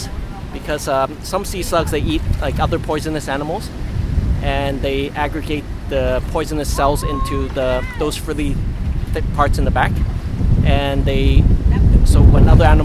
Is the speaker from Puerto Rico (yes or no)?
no; Hong Kong; moved away; we're originally from Hong Kong, so in Hong Kong we learned to, and also when I was younger, I learned about marine invertebrates.